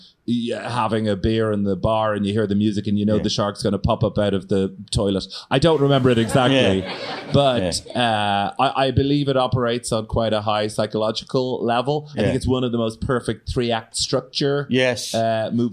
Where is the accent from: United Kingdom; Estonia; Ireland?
Ireland; growing up in Ireland